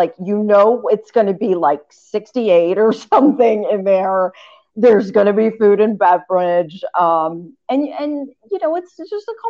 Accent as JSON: {"language": "English", "region": "Southeast", "country": "United States", "lives_now": "Cleveland, United States", "said": "I also grew up a Braves fan just because I'm from the Southeast."}